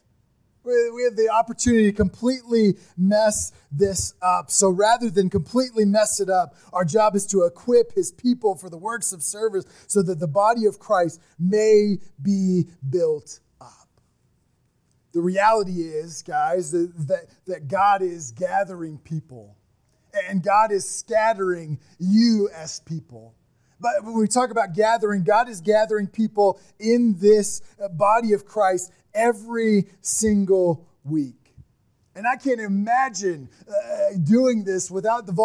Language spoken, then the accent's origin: English; Midwest, United States; we're from the Midwest. We're people that just work and get it done.